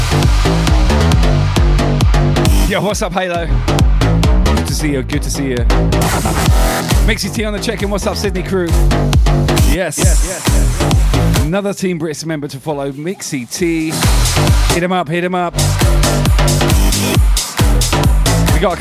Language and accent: English; Southampton, South East England, United Kingdom; I'm from Southampton originally.